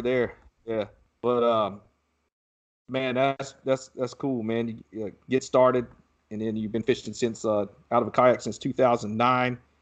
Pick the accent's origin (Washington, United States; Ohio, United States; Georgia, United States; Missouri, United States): Georgia, United States; Southeast; now in Texas, United States; I grew up in Southeast Georgia